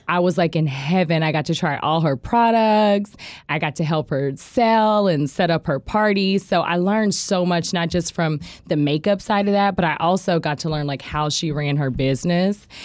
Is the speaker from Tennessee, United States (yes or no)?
no; Tulsa, Oklahoma, United States; also born or lived in Muskogee, Oklahoma; I grew up in Broken Arrow. I grew up in Tulsa